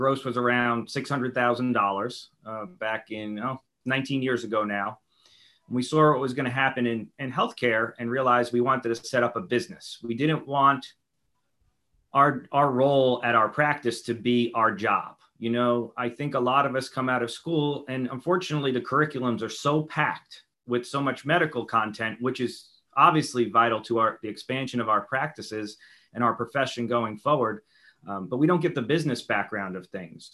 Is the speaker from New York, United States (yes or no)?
yes; New York City, New York, United States; moved away; growing up in New York City